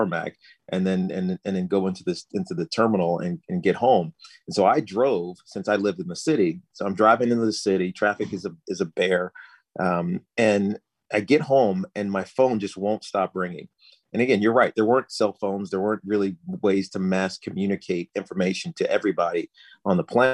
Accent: Southwest Virginia, United States; moved away as an adult; I grew up in Southwest Virginia

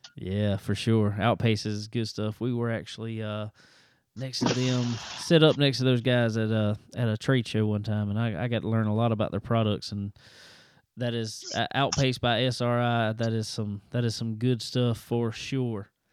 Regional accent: South Carolina, United States; my home state, down here in South Carolina.

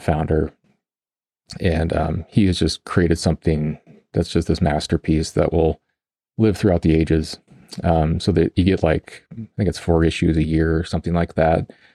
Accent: Colorado, United States; I grew up in Colorado

